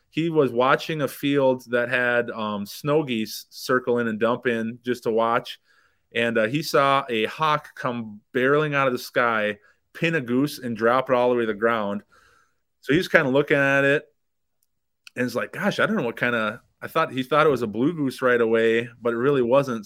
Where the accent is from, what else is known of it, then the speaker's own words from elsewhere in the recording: Minnesota, United States; now in South Dakota, United States; where we grew up in Minnesota